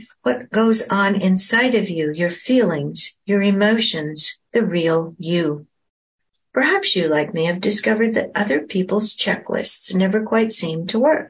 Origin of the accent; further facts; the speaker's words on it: Oregon coast, United States; also born or lived in Portland, Oregon; I was born in Portland, Oregon, and spent much of my childhood on the Oregon coast